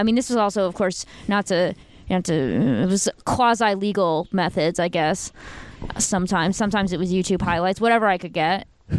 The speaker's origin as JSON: {"language": "English", "country": "United States", "said": "being American"}